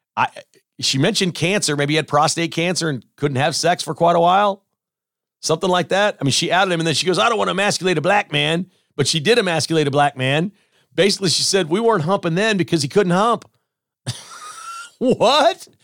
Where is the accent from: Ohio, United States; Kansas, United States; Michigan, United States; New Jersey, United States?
Kansas, United States; Mission; I grew up in Mission. The N C A A building, I could walk to it. It was three blocks from my house